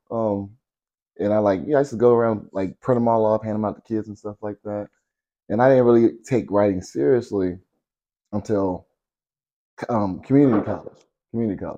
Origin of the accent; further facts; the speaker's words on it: Delaware, United States; So yeah, I was raised in Delaware for a little bit when I was little. Um, trailer park.